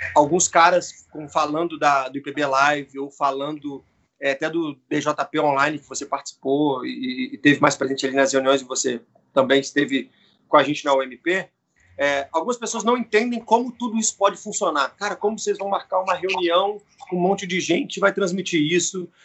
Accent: Brazil; also born or lived in Rio de Janeiro; now in São Paulo, Brazil; na igreja onde, onde eu fui criado, em Vila Maria

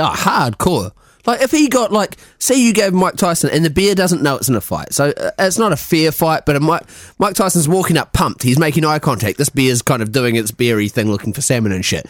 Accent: Christchurch, Canterbury, New Zealand; moved away as an adult; also born or lived in London; now in Scotland; I'm from Christchurch.

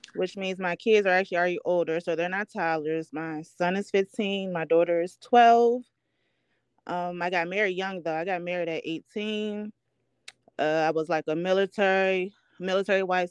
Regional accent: Baltimore, Maryland, United States; now in New York City, United States; I'm from Baltimore, Maryland. I currently live in New York City.

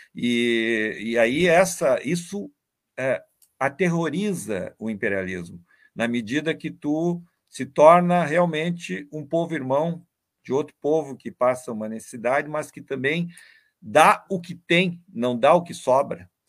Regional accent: Brazil; Nós, enquanto brasileiros e latino-americanos

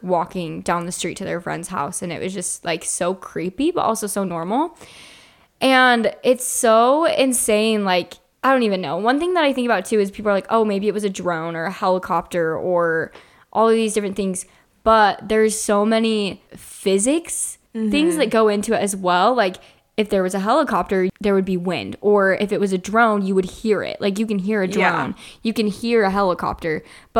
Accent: Alaska, United States; Growing up in Alaska, we would see crazy lights in the sky all the time and knew lots of people that swore they had seen UFOs.

